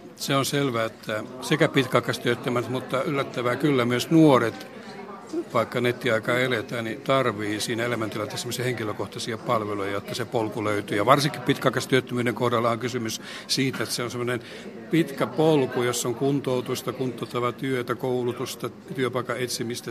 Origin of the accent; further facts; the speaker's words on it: Pihtipudas, Central Finland, Finland; oma kotipaikkakuntani Pihtipudasta